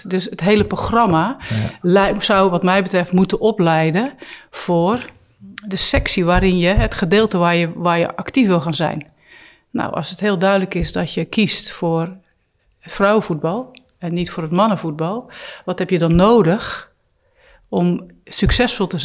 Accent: Poortugaal, South Holland, Netherlands; Ja, dat ligt net onder Rotterdam, is een dorp. Dus ja, eh, als je een kind bent en je houdt van sporten, ben je heel snel uitgekeken wat keus betreft.

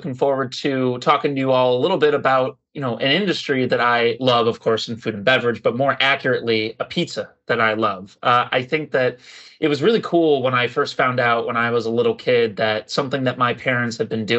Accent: Chicago, Illinois, United States; I am from Chicago

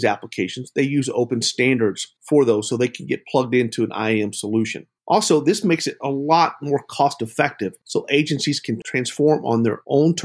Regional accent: Texas, United States; My home state of Texas

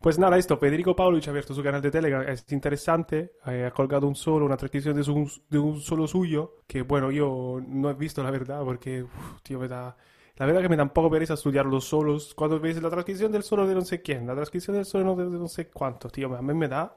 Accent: Italy; now in Spain; en mi tierra

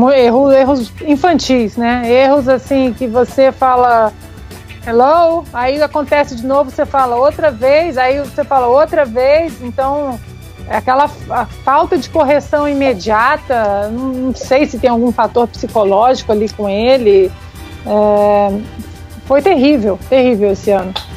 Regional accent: Minas Gerais, Brazil; Eu, como, como uma boa mineira

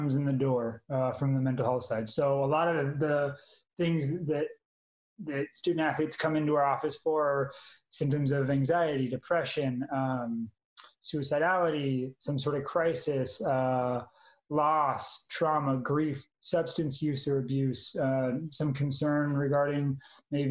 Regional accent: Manhattan Beach, California, United States; moved away as an adult; also born or lived in Utah / Iowa; now in Texas, United States; I'm originally from Manhattan Beach, California, so small little beach town

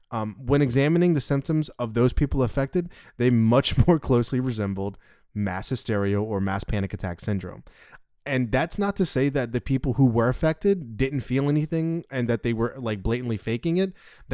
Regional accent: the South, United States; accent: southern; Sorry, that's my southern accent.

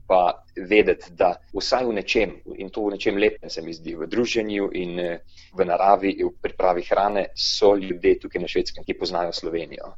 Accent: Slovenia; da sem iz Slovenije

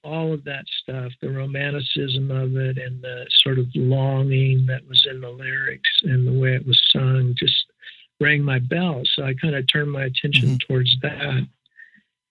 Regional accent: Yuba City, California, United States; also born or lived in Sacramento; moving out of the little farm town

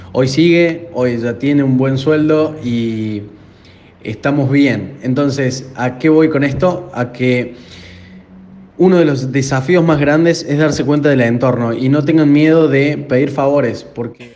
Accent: Córdoba, Argentina; accent: Argentine; de la empresa Drew Inbound de Argentina. Se darán cuenta por, mi acento

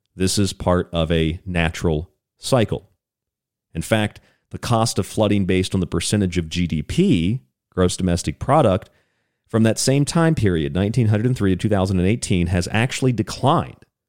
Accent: St. Petersburg, Florida, United States; I grew up in Florida

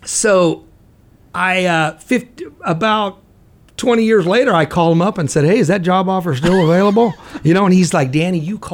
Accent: Buckeye, Arizona, United States; also born or lived in Houston, Texas / Oklahoma; I grew up out there in Buckeye

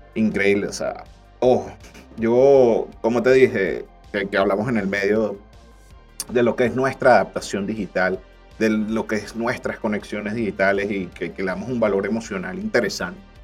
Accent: Venezuela; nuestra perspectiva como venezolanos

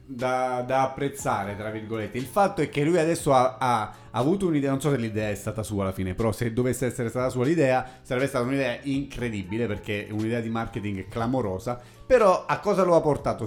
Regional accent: Pescara, Abruzzo, Italy; di Pescara, della mia città natale

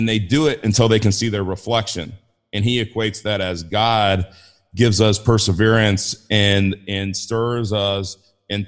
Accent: Inglewood, California, United States; I grew up in Inglewood

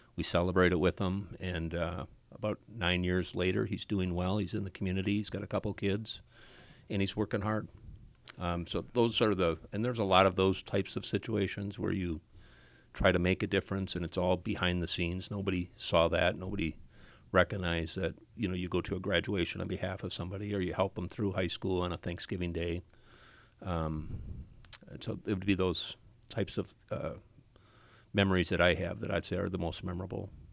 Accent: Appleton, Wisconsin, United States; I grew up in Appleton. I, we have six kids in our family and we all went to Appleton West

